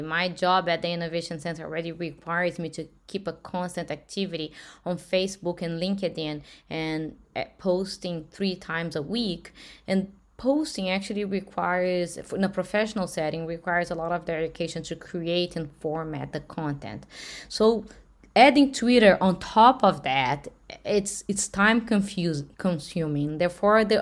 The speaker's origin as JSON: {"language": "English", "country": "Brazil", "moved": "yes", "lives_now": "United States", "said": "I am from Brazil"}